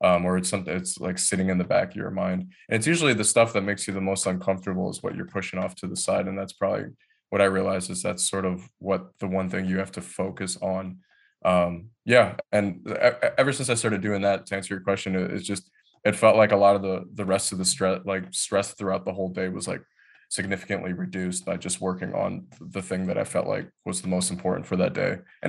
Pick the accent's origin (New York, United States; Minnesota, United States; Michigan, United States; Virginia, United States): Michigan, United States; Detroit; Yeah, so I'm originally born and raised in Detroit, Michigan. And then my family had moved, I think I was like 10 years old, about 20 miles north of Detroit, in a suburb of Detroit.